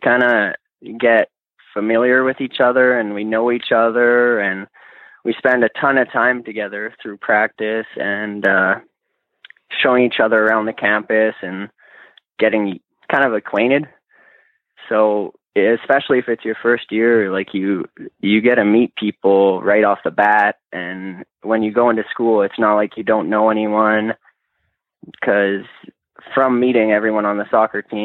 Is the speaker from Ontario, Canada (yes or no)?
no; Lethbridge, Alberta, Canada; moved away as an adult; now in Olds, Canada; I'm originally from Lethbridge